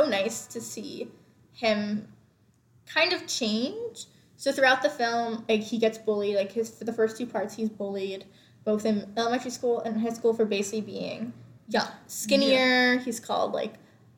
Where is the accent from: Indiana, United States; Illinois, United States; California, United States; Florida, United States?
Florida, United States; I'm from Florida as well.